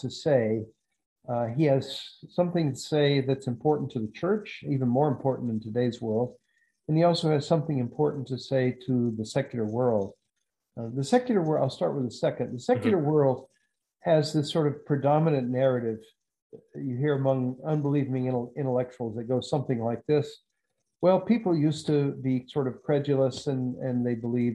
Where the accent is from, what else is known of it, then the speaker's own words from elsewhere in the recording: the South, United States; moved away as an adult; I grew up in the South